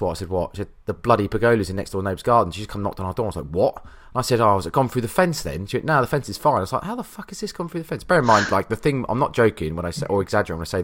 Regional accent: Liverpool, North West England, United Kingdom; I'm a Scouser, from clearly from my accent, so I'm allowed.

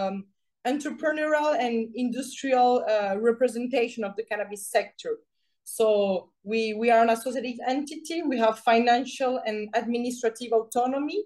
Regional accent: Venezuela; English is a second language; moved away as an adult; also born or lived in France; now in Brazil; I was born in Venezuela with my father is Colombian, my mother is French. I was educated in a French school in Venezuela

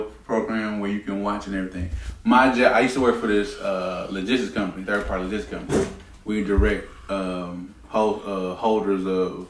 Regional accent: United States; we're American

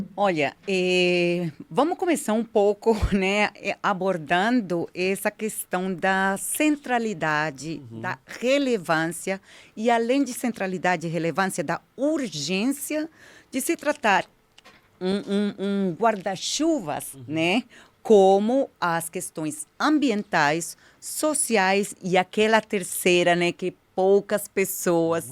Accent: Colombia; Portuguese is a second language; moved away as an adult; also born or lived in United States; now in São Paulo, Brazil; eu sou imigrante colombiana, então é melhor já esclarecer, já, já falar, né, por causa do meu sotaque

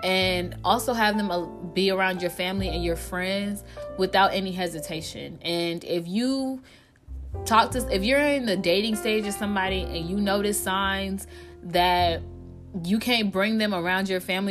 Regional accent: Georgia, United States; moved away; also born or lived in Montgomery County, Maryland; I grew up in Maryland, but I was raised in Georgia

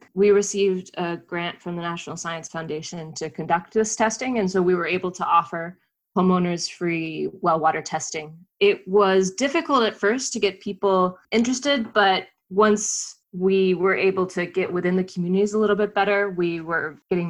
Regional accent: North Carolina, United States; I grew up in North Carolina and had a well growing up

